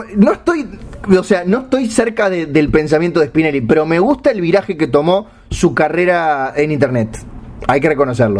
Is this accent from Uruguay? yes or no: yes; Uruguay; como buen uruguayo